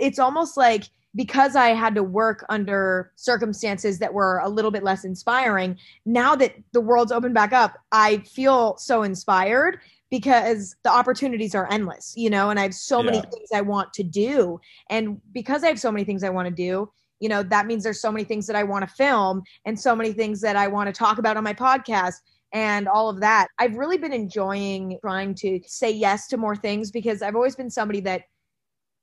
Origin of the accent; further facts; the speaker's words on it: Northern California, United States; I grew up in Northern California